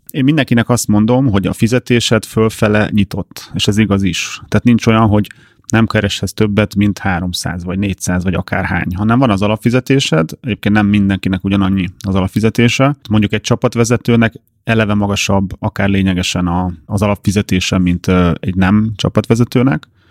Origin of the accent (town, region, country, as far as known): Hungary